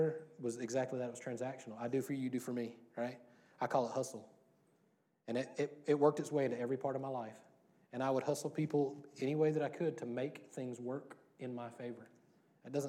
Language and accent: English; Louisiana, United States; I grew up in Louisiana